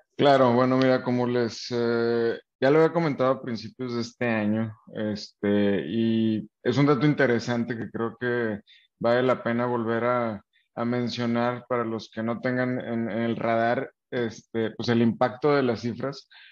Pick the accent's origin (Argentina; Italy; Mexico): Mexico; Nuevo León; nosotros como mexicanos, eh, específicamente más los del norte acá en Nuevo León